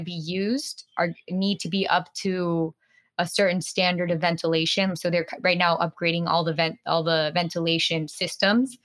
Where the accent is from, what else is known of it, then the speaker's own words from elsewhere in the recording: Florida, United States; now in New York, United States; I grew up in Florida